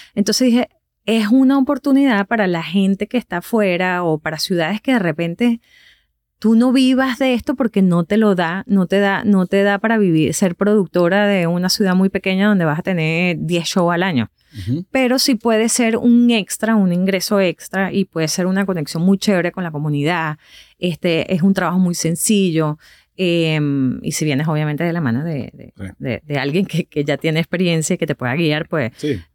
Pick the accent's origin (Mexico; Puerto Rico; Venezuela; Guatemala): Venezuela; Valencia, Carabobo; moved away as an adult; also born or lived in Caracas; now in United States; yo soy de Valencia, de otra ciudad completamente a dos horas que queda de Caracas, pero yo no soy de Caracas. Yo no crecí con la radio de Caracas